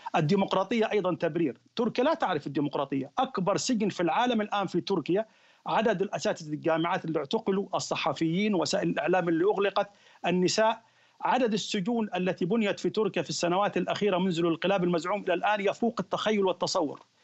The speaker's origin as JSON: {"language": "Arabic", "country": "Egypt", "said": "احنا عندنا في مصر"}